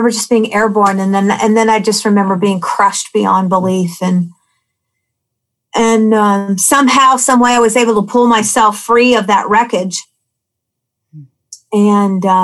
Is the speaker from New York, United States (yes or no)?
no; Anchorage, Alaska, United States; I grew up in Anchorage, and I grew up in an alcoholic home.